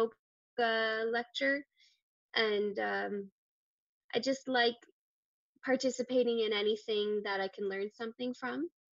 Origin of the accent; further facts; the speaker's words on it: Ontario, Canada; I'm from Ontario too